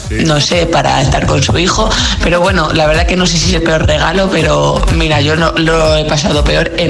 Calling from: Madrid, Community of Madrid, Spain; Soy … de Madrid

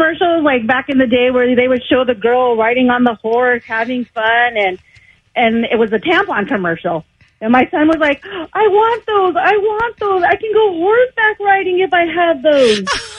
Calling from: Riverside, California, United States; I'm calling from Riverside.

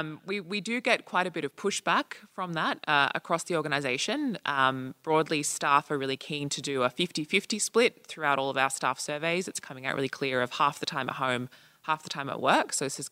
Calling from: Australia; I'm coming from Australia. I work at one of the federal departments there

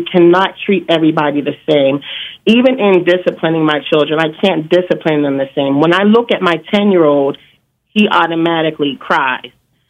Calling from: Pittsburgh, Pennsylvania, United States; I'm calling from Pittsburgh

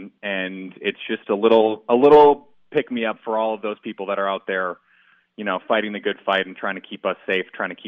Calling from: New York City, New York, United States; I'm in New York City.

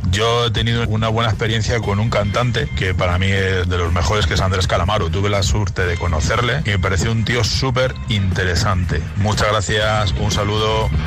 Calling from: Barcelona, Catalonia, Spain; de Barcelona.

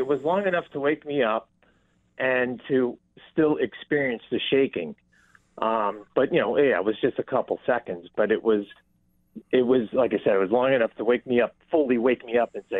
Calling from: Clarence Center, New York, United States; I'm calling from Clarence Center.

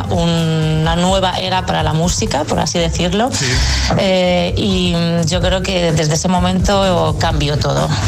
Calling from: Madrid, Community of Madrid, Spain; Hola, agitadores, buenos días. Soy … de Madrid.

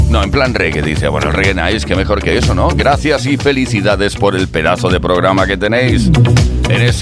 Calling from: Córdoba, Andalusia, Spain; de Córdoba, la sultana y mora

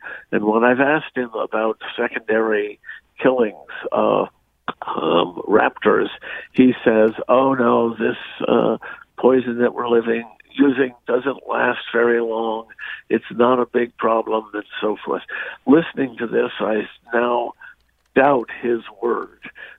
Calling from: Sharon, United States; So I am calling from Sharon. We live on the banks of the Housatonic River.

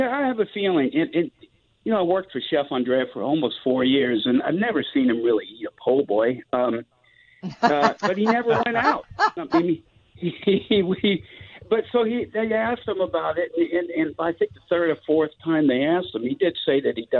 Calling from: Seattle, Washington, United States; also born or lived in New Orleans, Louisiana; I'm calling from Seattle.

